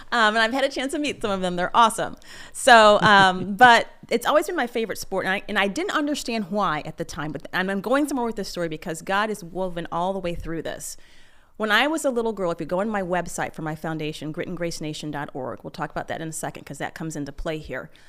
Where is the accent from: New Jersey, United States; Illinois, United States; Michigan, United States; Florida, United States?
Michigan, United States; I grew up in Michigan